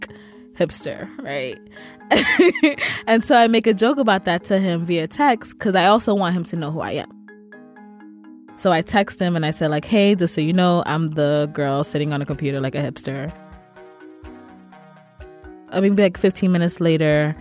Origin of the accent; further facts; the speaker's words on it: Sierra Leone; I'm Sierra Leonean.